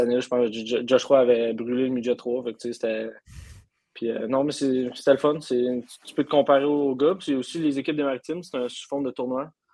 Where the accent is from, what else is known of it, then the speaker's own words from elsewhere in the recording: Amos, Quebec, Canada; je viens d'Amos